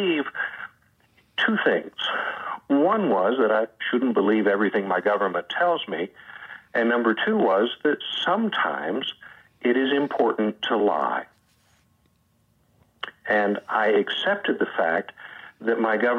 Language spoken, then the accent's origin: English; Searcy, Arkansas, United States; I grew up in Searcy, Arkansas